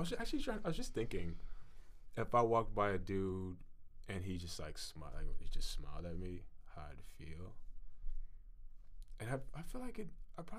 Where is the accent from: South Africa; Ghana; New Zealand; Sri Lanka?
Ghana; now in Vancouver, Canada; I'm from Ghana